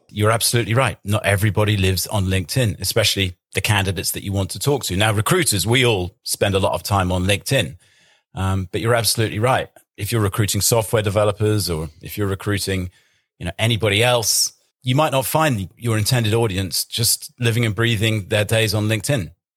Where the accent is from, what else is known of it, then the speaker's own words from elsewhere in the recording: England, United Kingdom; I'm English